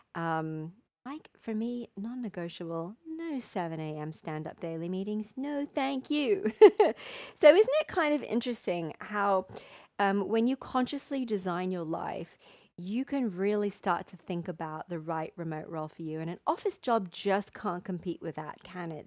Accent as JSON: {"language": "English", "region": "England", "country": "United Kingdom", "moved": "as an adult", "lives_now": "Mexico", "said": "my home country"}